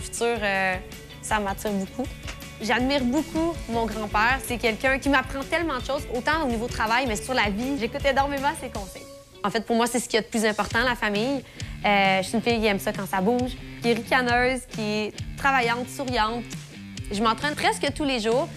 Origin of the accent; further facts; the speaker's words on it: Neuville, Quebec, Canada; j'ai 24 ans, je viens de Neuville